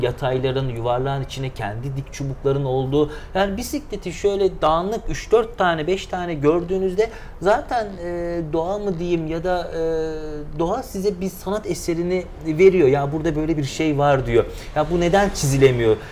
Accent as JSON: {"language": "Turkish", "region": "Eskişehir", "country": "Turkey", "tie": "born or raised there", "also_born_or_lived": "Aydın / İzmir", "moved": "as an adult", "said": "1987 Eskişehir doğumluyum e, tüm eğitim, öğretimi Eskişehir'de tamamladım."}